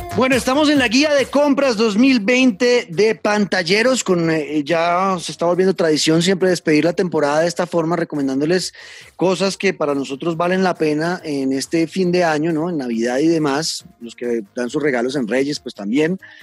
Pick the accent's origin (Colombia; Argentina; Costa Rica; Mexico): Colombia